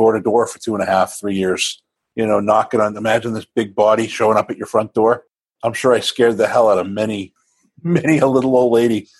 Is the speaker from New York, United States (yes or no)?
no; Maine, United States; Grew up in Maine, of all places